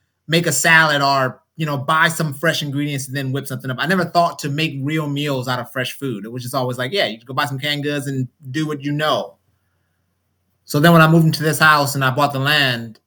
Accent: Oakland, California, United States; now in Georgia, United States; I'm from Oakland, so I had no relationship with land at all as far as growing

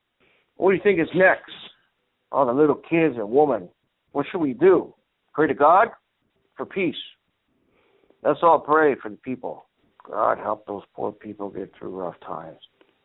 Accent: Greece; Actually, I'm from Greece, man.

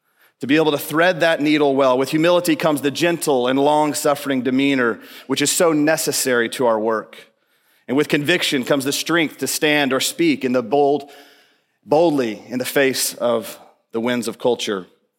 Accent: Melissa, Texas, United States; I come from Melissa, Texas

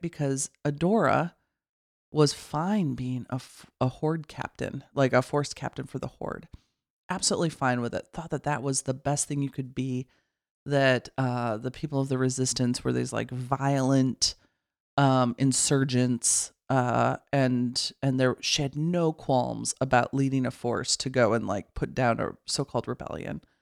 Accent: Midwest, United States; I grew up in the Midwest

